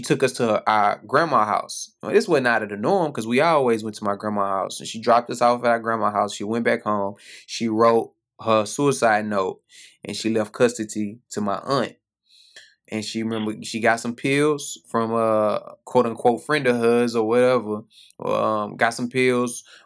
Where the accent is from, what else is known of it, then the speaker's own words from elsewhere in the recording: Houston, Texas, United States; I grew up in Houston